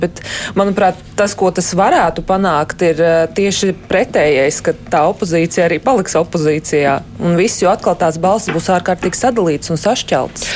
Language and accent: Latvian; Riga, Latvia; kā rīdziniece